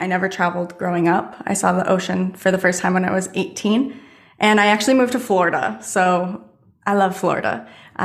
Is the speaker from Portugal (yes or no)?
no; Canada; growing up in Canada